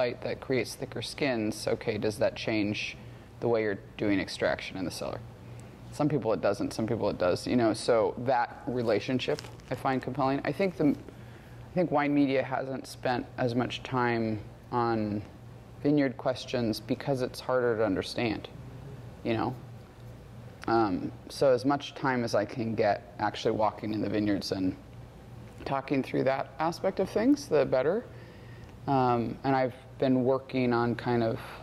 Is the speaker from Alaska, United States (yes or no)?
yes; Alaska, United States; moved away; I'm from Alaska originally, and I grew up commercial fishing